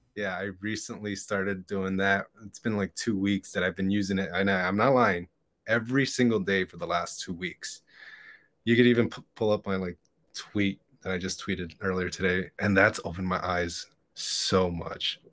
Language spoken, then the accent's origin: English; Hialeah, Florida, United States; born or raised there